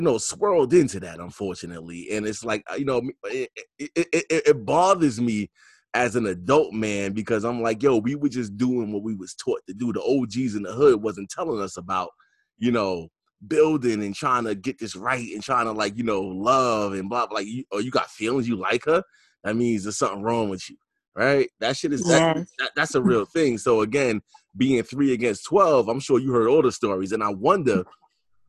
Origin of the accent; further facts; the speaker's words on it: New York, United States; I'm from New York